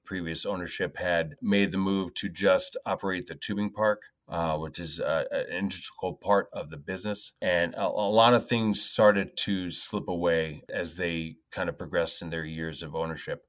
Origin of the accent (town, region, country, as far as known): Northeast Pennsylvania, United States; born or raised there; moved away; also born or lived in New York